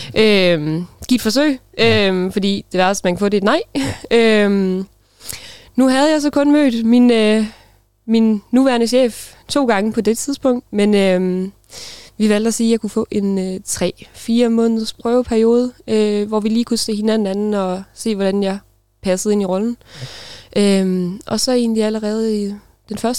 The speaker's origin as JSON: {"language": "Danish", "country": "Denmark", "tie": "born or raised there", "moved": "as an adult", "said": "jeg kommer fra en lille by, der hedder Klaup, øh, hvor jeg boede de første øh, 19 år af mit liv. Øh, gik, på, gik på skole"}